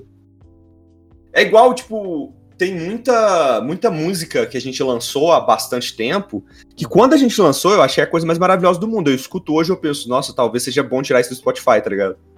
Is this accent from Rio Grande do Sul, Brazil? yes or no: no; near Belo Horizonte, Minas Gerais, Brazil; Eu sou de perto de BH.